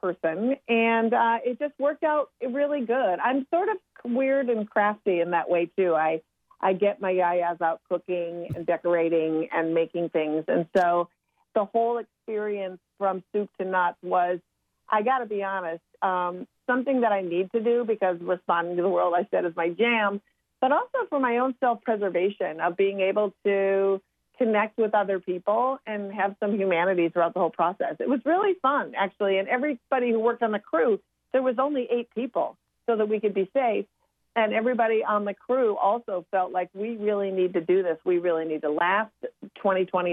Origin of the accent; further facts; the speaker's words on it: Minnesota, United States; me being born and raised in Minnesota